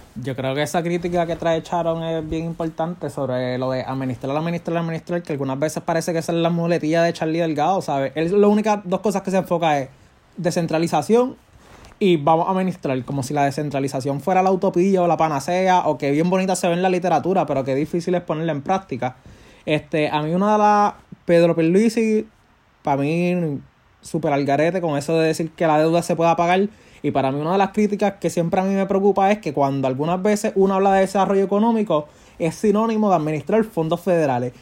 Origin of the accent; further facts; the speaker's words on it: Puerto Rico; yo como puertorriqueño